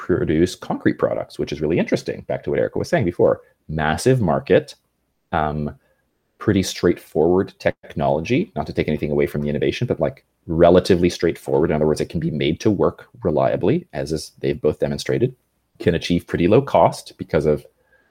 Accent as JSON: {"language": "English", "country": "Canada", "tie": "born or raised there", "said": "I grew up in Canada"}